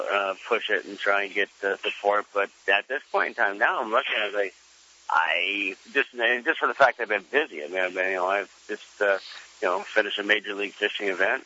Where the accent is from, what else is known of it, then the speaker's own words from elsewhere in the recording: California, United States; growing up in California